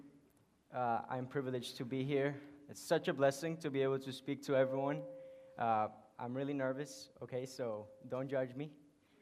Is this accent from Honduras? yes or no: yes; Honduras; English is a second language; moved away; I was born in Honduras.